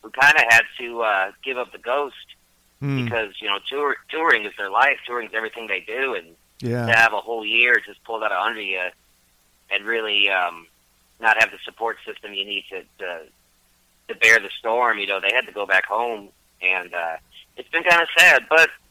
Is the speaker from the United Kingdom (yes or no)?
no; Detroit, Michigan, United States; moved away as an adult; now in Murfreesboro, United States; I grew up in Detroit, Michigan. But I grew up all over Michigan, really, but I've been in Nashville, like, 17 years